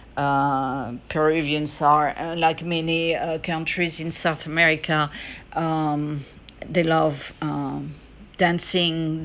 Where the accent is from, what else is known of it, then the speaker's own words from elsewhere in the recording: France; now in United States; French, because I'm French originally. I'm from France and I'm American as well, and I live in the United States